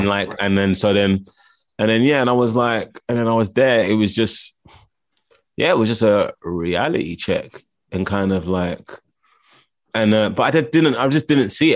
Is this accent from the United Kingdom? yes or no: yes; London, United Kingdom; also born or lived in Los Angeles; I grew up in Camden Town, well, Camden